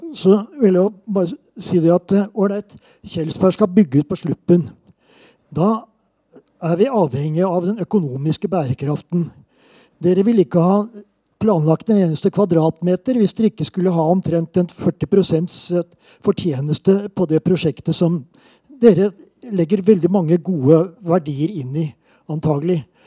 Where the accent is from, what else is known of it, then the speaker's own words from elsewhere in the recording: Southern Norway, Norway; accent: southern Norwegian (søring); now in Trondheim, Norway; jeg er søring